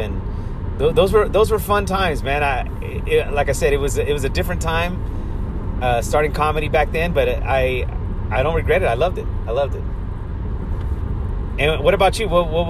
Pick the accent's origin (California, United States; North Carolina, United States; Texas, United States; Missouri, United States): California, United States; Modesto; also born or lived in Ceres, California; I grew up in Modesto. I was born in Modesto, California, raised in even a smaller town called Ceres.